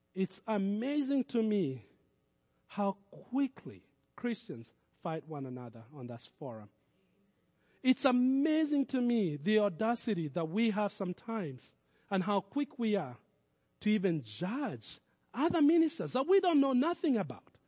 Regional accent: Kenya; moved away as an adult; now in United States; I was born in Kenya. All my childhood I spent in Kenya. And I would say most of my adulthood I've spent in America

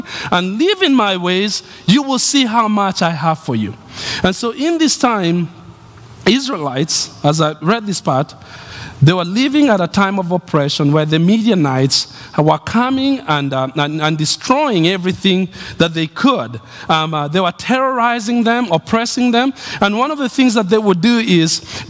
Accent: Nairobi, Kenya; moved away as an adult; the city I was born

